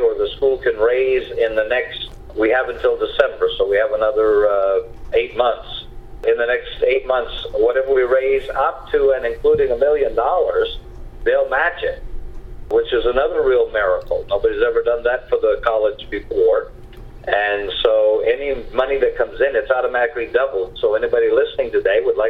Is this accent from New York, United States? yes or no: no; Caribou, Maine, United States; when I was just a child growing up in Caribou, Maine